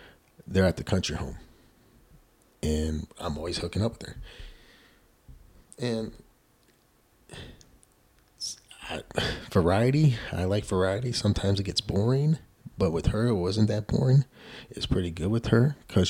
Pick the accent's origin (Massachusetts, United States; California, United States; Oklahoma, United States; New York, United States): New York, United States; Buffalo; she knows I'm from Buffalo